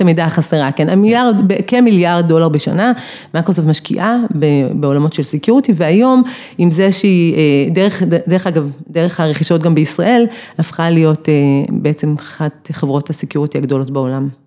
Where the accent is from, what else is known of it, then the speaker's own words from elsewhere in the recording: Beersheba, Southern District, Israel; אני מבאר שבע